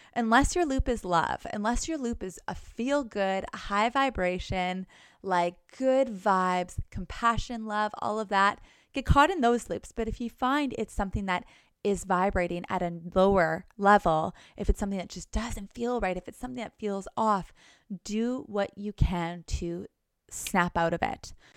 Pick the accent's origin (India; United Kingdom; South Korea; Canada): Canada; Thunder Bay, Ontario; now in Los Angeles, United States; go back home to Canada go to my little small town, Thunder Bay